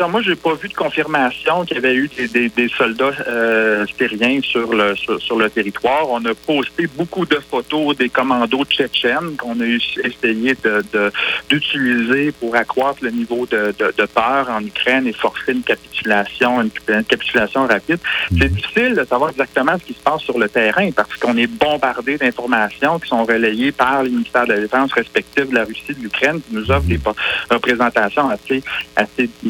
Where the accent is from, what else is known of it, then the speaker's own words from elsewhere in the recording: Coaticook, Quebec, Canada; Eh, j'ai grandi sur la rue Bourgeois, je m'ennuie bien gros de mon coin de pays.